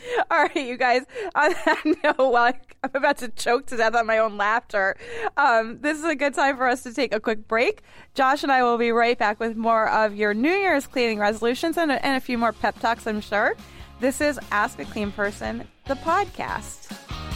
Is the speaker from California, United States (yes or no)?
no; Boston, Massachusetts, United States; I grew up on the Charles